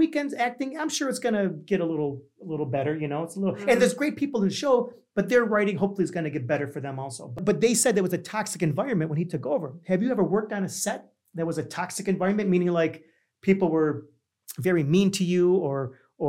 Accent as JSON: {"language": "English", "town": "Niagara Falls", "region": "New York", "country": "United States", "tie": "born or raised there", "said": "I'm from New York, but I'm from a small city in New York that you probably don't even realize is an actual city. It's called Niagara Falls"}